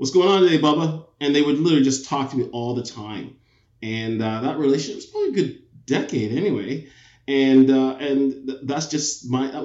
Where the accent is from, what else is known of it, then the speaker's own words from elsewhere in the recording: Pickering, Ontario, Canada; also born or lived in England / Toronto; I grew up in Pickering